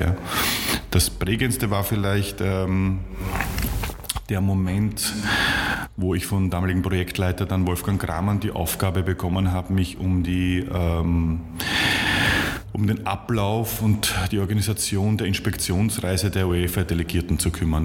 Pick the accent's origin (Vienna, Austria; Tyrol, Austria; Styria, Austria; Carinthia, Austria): Vienna, Austria; moved away as an adult; also born or lived in Munich / Leipzig; die haben mich als, als Wiener sozusagen sehr schnell aufgenommen